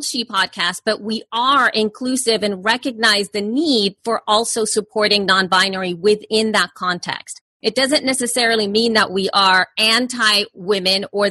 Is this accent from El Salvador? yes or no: yes; El Salvador; moved away; I'm an immigrant from El Salvador.